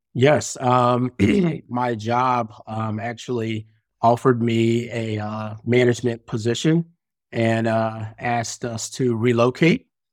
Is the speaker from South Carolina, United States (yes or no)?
no; Greensboro, North Carolina, United States; moved away; also born or lived in Chicago, Illinois; I'm actually from Greensboro, North Carolina, but I spent my last sixteen years in Chicago.